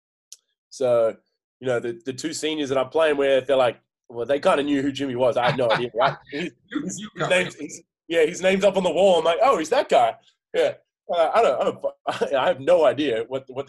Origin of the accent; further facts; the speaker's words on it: Australia; moved away; we're very Australian